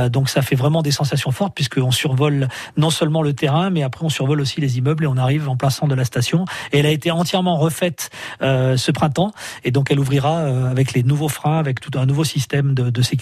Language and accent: French; Auvergne-Rhône-Alpes, France; moved away; Alors moi je suis moitié berné, moitié auvergnat.